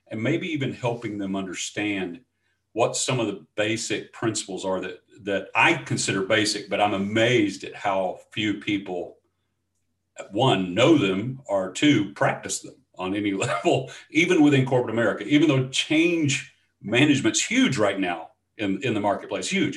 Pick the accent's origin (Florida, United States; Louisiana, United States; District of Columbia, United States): Louisiana, United States; Shreveport; moved away as an adult; also born or lived in Dallas Fort Worth; now in East Texas, United States; I'm from Shreveport, Louisiana. That's where I was raised, and so is my wife